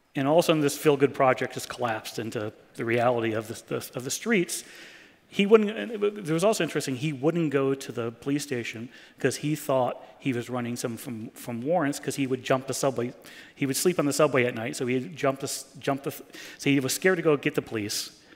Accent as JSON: {"language": "English", "town": "New York City", "region": "New York", "country": "United States", "said": "I was from New York City"}